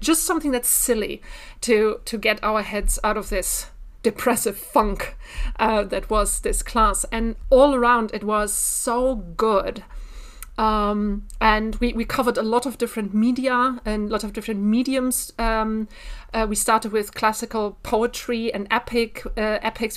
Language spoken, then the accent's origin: English; Bielefeld, North Rhine-Westphalia, Germany; I'm originally from Bielefeld